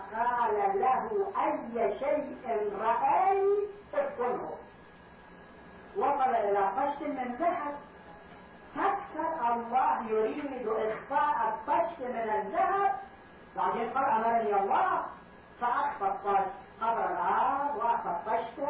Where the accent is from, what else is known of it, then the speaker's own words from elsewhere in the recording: Karbala, Karbala Governorate, Iraq; moved away; كان عندنا في كربلاء